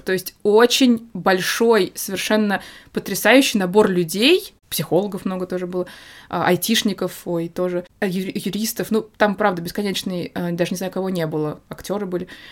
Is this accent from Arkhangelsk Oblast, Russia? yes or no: no; Moscow, Russia; moved away as an adult; also born or lived in Spain; Москва мой родной город